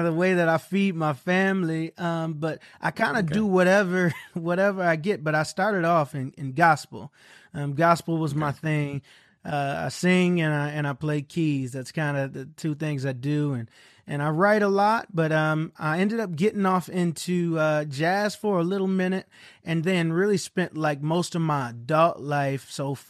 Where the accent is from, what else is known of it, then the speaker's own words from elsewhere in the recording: Pontiac, Michigan, United States; also born or lived in Oxford, Michigan; I'm from Pontiac. My dad is a Pontiacer. My mom's a Detroiter. So I spent my younger years in Pontiac, but I graduated high school in a city called Oxford, Michigan